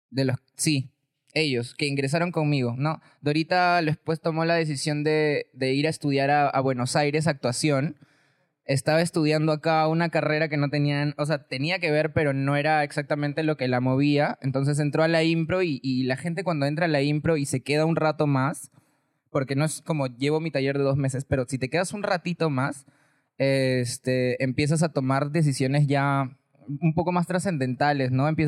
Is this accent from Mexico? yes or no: no; Chiclayo, Lambayeque, Peru; Ya, bueno, todo fue porque, como te dije, vine de Chiclayo y una amiga vino a mi rescate